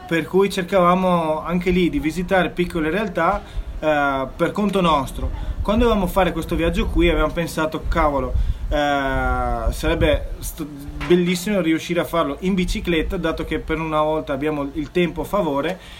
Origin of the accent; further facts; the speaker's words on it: South Africa; moved away; trascorso la mia infanzia in Sudafrica